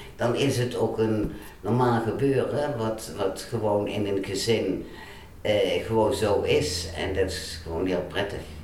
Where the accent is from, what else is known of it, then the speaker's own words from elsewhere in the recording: Waalwijk, North Brabant, Netherlands; ik ben geboren in Waalwijk, eigenlijk Baardwijk. Baardwijk was vroeger nog een eigen dorp. Eh, op een boerderij.